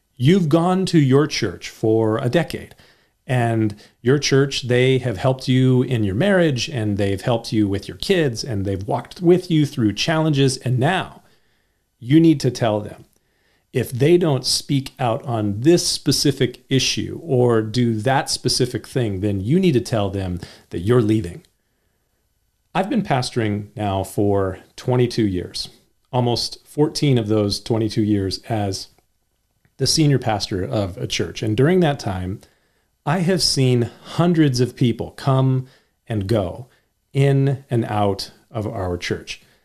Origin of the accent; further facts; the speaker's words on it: United States; also born or lived in California; I'm an American